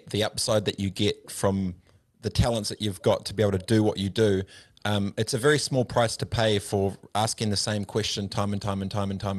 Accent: New Zealand; I did the New Zealand thing for my nation, for my country, for an All Black because I'm Kiwi

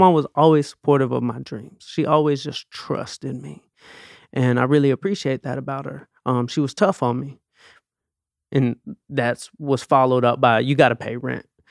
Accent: Atlanta, Georgia, United States; I grew up in Atlanta.

